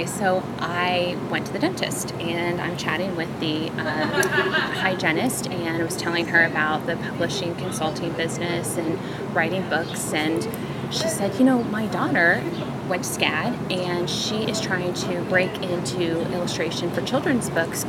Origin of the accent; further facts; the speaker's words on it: Kansas City, Missouri, United States; now in Savannah, United States; in the Midwest, growing up in Kansas City